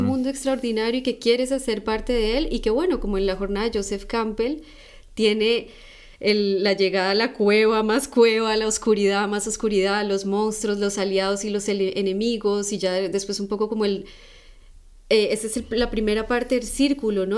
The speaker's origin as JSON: {"language": "Spanish", "country": "Colombia", "said": "yo soy de Colombia"}